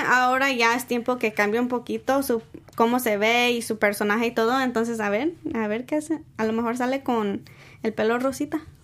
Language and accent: Spanish; San Diego, California, United States; yo soy de San Diego